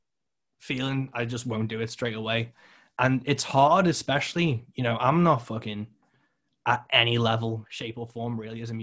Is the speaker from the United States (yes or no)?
no; United Kingdom; I'm British